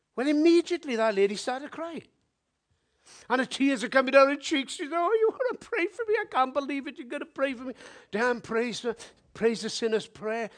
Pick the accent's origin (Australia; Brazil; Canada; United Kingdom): United Kingdom; Wales; I'm from Wales